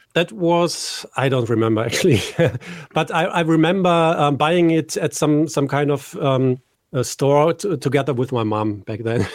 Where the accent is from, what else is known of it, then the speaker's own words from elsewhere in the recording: Düsseldorf, North Rhine-Westphalia, Germany; here in my hometown, Düsseldorf in Germany.